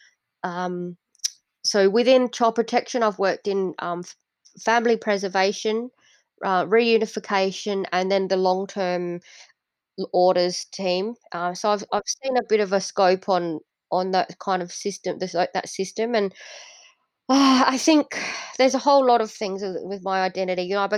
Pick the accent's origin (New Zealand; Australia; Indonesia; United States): Indonesia; born there; I know that I was born in Indonesia, but I didn't have the opportunity to become Indonesian because I didn't know the food.